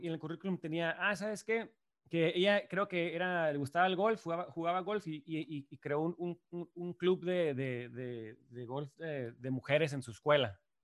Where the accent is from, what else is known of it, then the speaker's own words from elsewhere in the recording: Tijuana, Baja California, Mexico; also born or lived in Chula Vista, California, United States / Ann Arbor, Michigan, United States / New York, United States / Los Angeles, United States; yo crecí en San Diego y Tijuana, ¿no? Específicamente en Chulavista. O sea que soy aquí eh, de la frontera, ¿no? Yo siempre viví en Tijuana hasta los 18 años, pero iba a la escuela en Chulavista